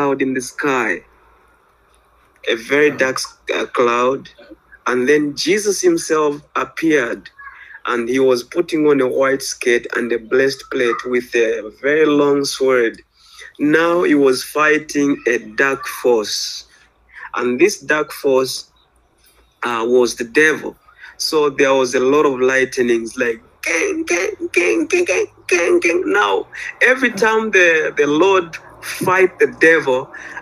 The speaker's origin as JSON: {"language": "English", "country": "Zambia", "said": "I'm from Zambia, Central Africa"}